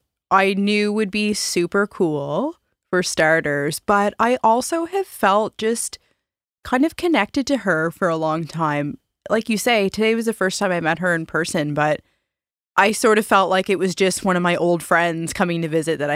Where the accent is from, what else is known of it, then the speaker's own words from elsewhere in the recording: Halifax, Nova Scotia, Canada; We're both from Halifax.